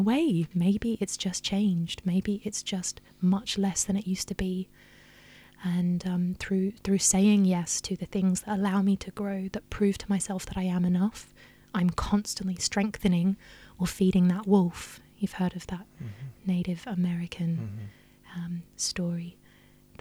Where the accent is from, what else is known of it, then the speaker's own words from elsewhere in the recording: Australia; I grew up in Australia